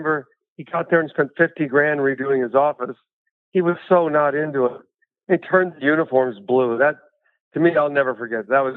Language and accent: English; Boulder, Colorado, United States; I grew up in North Boulder